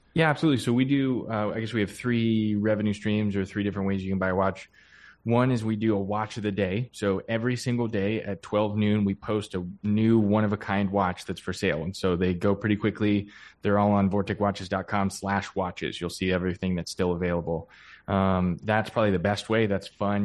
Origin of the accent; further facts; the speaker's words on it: Pennsylvania, United States; I grew up in Pennsylvania